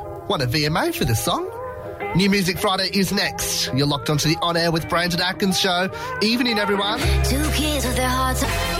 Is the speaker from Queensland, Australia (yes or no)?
no; Blacktown, New South Wales, Australia; I was born in Blacktown Hospital.